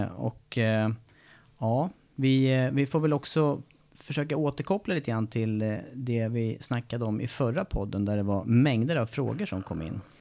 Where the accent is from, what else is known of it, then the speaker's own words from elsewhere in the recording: Eskilstuna, Södermanland, Sweden; där jag kommer från Eskilstuna